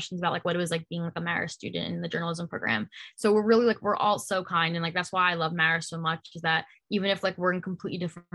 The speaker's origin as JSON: {"language": "English", "region": "New Jersey", "country": "United States", "said": "I was from New Jersey"}